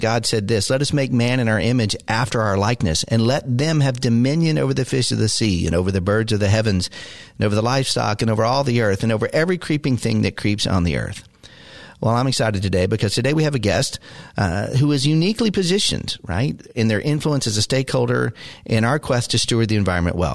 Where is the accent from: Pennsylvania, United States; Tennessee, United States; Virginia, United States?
Tennessee, United States; Maryville; moved away; also born or lived in Chattanooga, Tennessee; I was born in Chattanooga, lived in Maryville